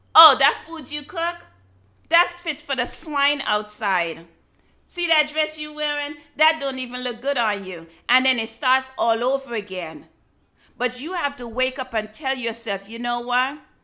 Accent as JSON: {"language": "English", "country": "Antigua & Barbuda", "tie": "born or raised there", "said": "When I was growing up in Antigua"}